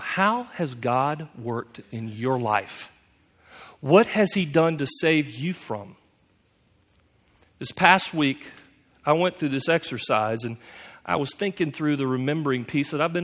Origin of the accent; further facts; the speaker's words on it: United States; us to do as American Christians